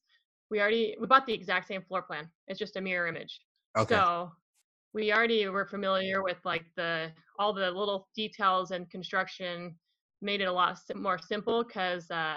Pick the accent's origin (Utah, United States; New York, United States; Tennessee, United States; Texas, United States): Utah, United States; we're from Utah